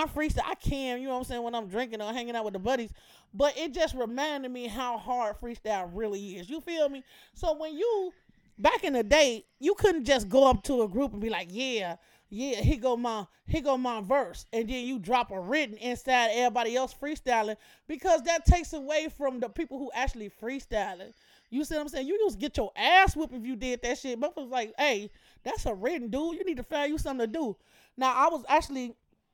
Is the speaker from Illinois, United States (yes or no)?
yes; Chicago, Illinois, United States; I'm from Chicago